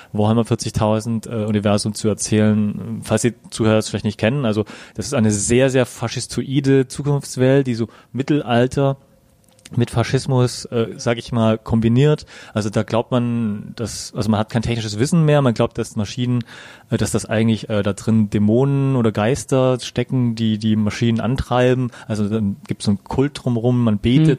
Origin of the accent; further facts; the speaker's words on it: Germany; wir als Deutsche